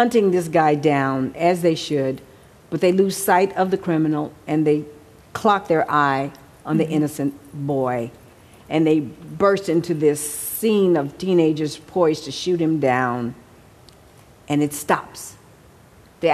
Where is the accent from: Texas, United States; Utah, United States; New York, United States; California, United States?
Texas, United States; Houston; also born or lived in Mexico City; now in Los Angeles, United States; by the time I got back to Texas, where I grew up in Houston